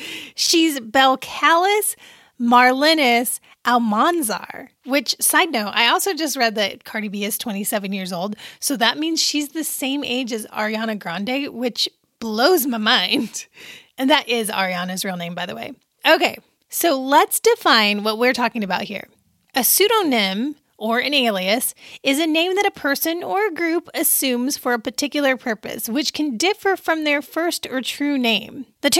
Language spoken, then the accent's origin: English; Pisa, Tuscany, Italy; born there; I was born in October in Pisa, Italy, because my dad was stationed at Camp Darby.